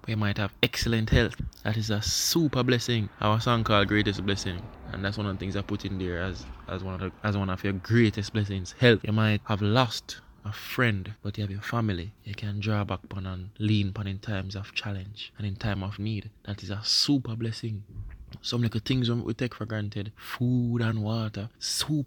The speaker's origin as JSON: {"language": "English", "country": "Jamaica", "first_language": "Jamaican Patois", "said": "that is my native language"}